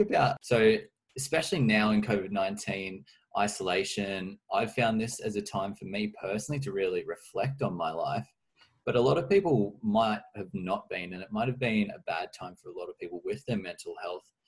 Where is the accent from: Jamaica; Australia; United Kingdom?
Australia; Orange, New South Wales; I'm from Orange.